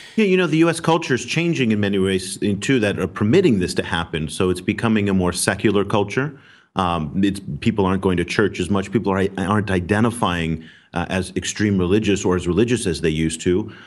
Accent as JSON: {"language": "English", "country": "United States", "moved": "yes", "lives_now": "Vietnam", "said": "I am as an American running a news channel"}